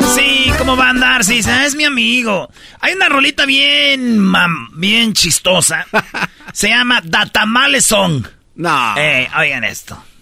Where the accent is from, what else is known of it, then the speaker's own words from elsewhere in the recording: Mexico; nosotros los mexicanos